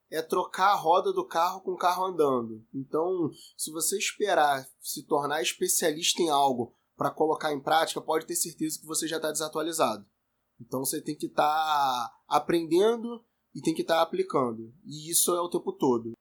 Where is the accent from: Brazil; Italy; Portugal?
Brazil; Rio de Janeiro; eu tenho 30 anos, sou carioca